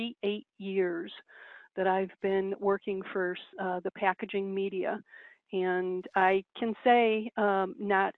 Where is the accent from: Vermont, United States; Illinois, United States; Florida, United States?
Illinois, United States; Chicago; I am born and raised in Chicago, the Chicago area.